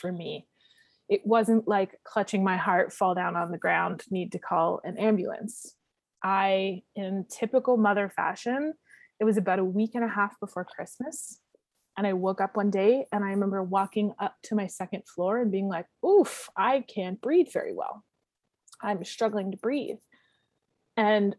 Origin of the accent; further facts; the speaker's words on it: the Maritimes, Canada; now in Hamilton, Canada; I'm from the Maritimes. My sisters are my best friends. I miss the Maritimes. I haven't been home since COVID.